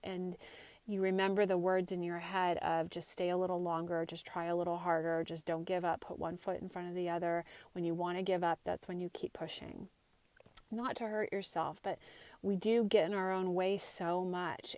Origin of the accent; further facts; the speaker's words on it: Santa Cruz, California, United States; moved away as an adult; also born or lived in Marin County, California; I grew up in Santa Cruz area, went to high school and college here